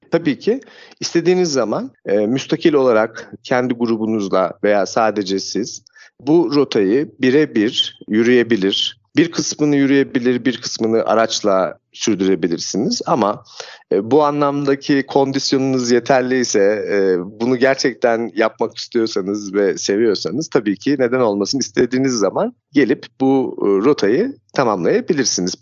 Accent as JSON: {"language": "Turkish", "town": "Küre", "region": "Kastamonu", "country": "Turkey", "tie": "born or raised there", "also_born_or_lived": "Tanzania", "moved": "as an adult", "said": "Şimdi ben kendim Kastamonu e, Küre ilçesi doğumluyum. 1979 senesinde Küre merkezde bir evde doğdum. Aile büyüklerim, dedem, babaannem, amcalarım, annem, babam böyle bir çekirdek halinde yaşamımızı e, Küre'de sürdürdük"}